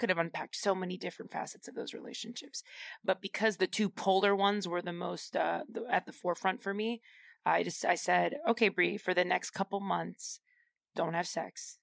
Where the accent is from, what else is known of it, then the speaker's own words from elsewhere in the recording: Boston, Massachusetts, United States; moved away as an adult; now in New York, United States; I'm from Boston